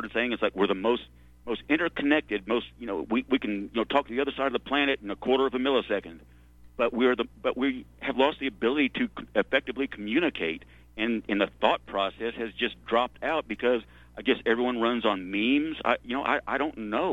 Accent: Arkansas, United States; now in Texas, United States; I grew up in Arkansas

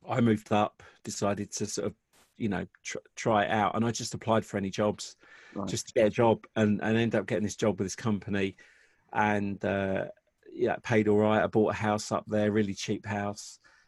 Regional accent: Watford, East of England, United Kingdom; also born or lived in Southall, London; we moved out and we moved to Watford when I was 10

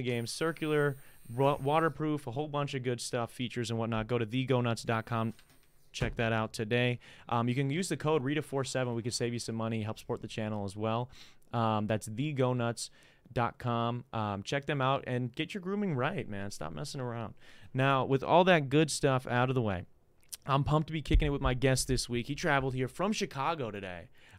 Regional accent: United Kingdom; Or I live here, I'm a citizen here, and I'm from the UK.

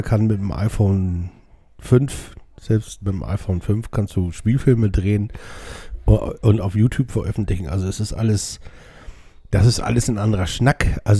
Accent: Hamburg, Germany; ich bin ja hier in Hamburg aufgewachsen, ähm, sobald ich mich hinten auf eine Mofa setzen konnte, sind wir nach Altona gefahren

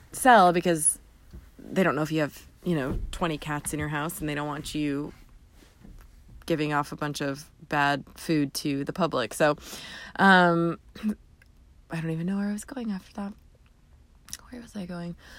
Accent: Southern Indiana, United States; We're from Southern Indiana

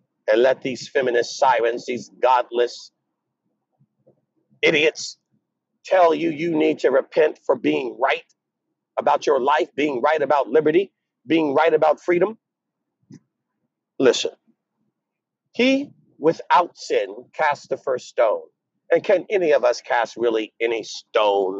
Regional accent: United States; I'm African American

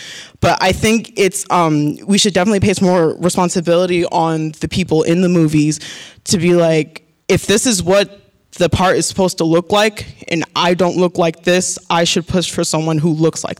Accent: Phoenix, Arizona, United States; I'm from Phoenix, Arizona, and I'm a psychology major.

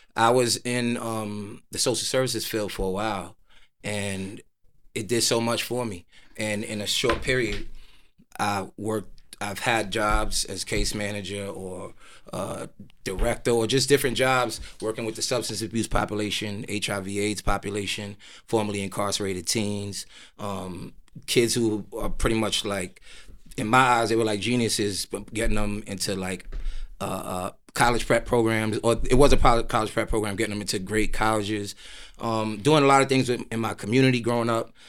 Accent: New York City, New York, United States; I'm a Nigerian American, Nigerian blood, both my parents, um, raised in New York, Queens, Jamaica, Queens

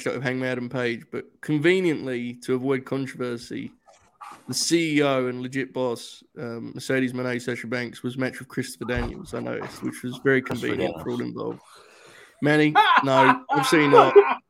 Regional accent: United Kingdom; I'm British

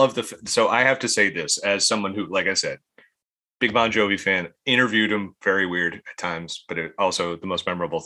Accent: Ireland; being Irish

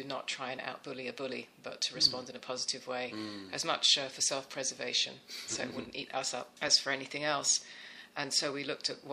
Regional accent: England, United Kingdom; moved away as an adult; now in United States; Growing up in England, my Christmas Day was what you would imagine a traditional English Christmas meal would be

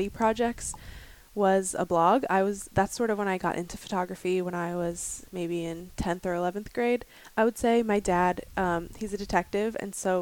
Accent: Thomasville, Pennsylvania, United States; I grew up in Pennsylvania in a really small town called Thomasville

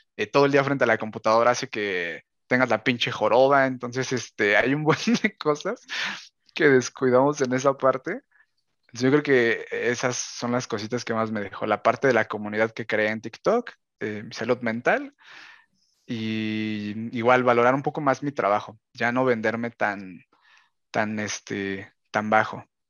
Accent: Mexico; yo que soy de México

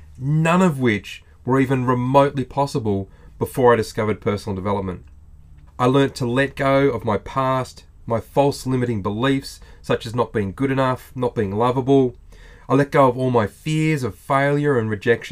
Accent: Australia

